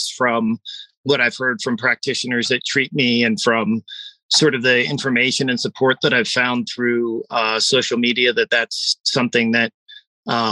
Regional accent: East Coast, United States; growing up on the East Coast

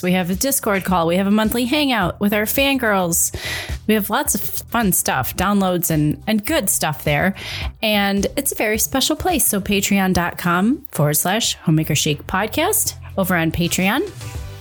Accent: Midwest, United States; I'm from the Midwest.

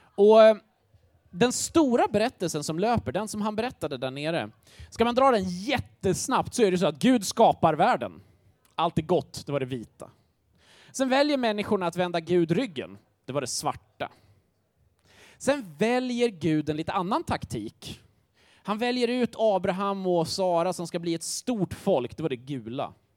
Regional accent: Grängesberg, Dalarna County, Sweden; moved away; Jag kommer från en liten håla som heter Grängesberg

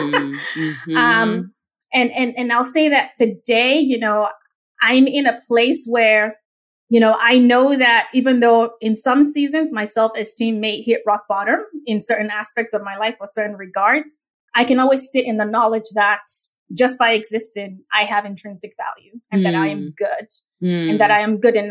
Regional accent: Lagos, Nigeria; accent: Nigerian; now in United States; I grew up in the most populous Black nation on earth, which is Nigeria

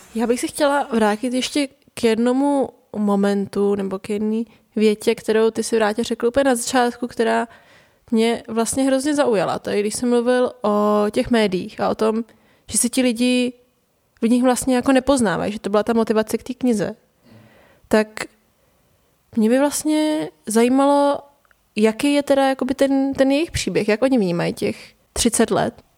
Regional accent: Prague, Czechia; also born or lived in north of England; jsem se přestěhovala z hlavního města do nějakého jako náhodného městečka v Anglii

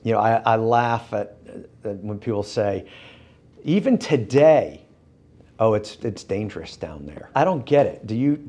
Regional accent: Northeast, United States; now in Birmingham, United States; I grew up in the Northeast and the cities are bigger

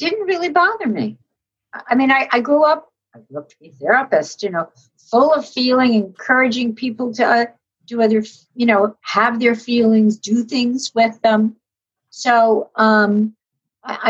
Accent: New York City, New York, United States; I grew up in New York City

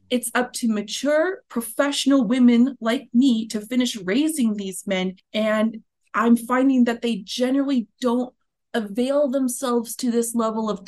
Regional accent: United States; i think we should just look back to our cinematic history as an American people

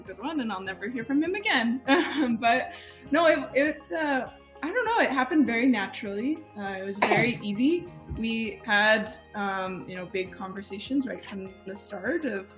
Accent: Utah, United States; born and raised in Utah

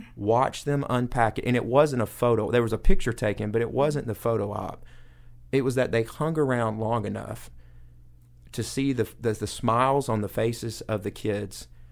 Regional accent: Coweta County, Georgia, United States; I grew up in Coweta County

